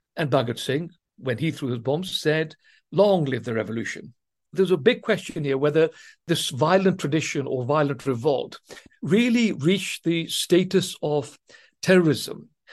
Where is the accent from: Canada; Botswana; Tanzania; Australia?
Tanzania; first language Swahili; English is a second language; now in England, United Kingdom; I was, as it happens, born during colonial days in East Africa in Tanzania, and I spoke the African Swahili language up to the age of 10 as my first language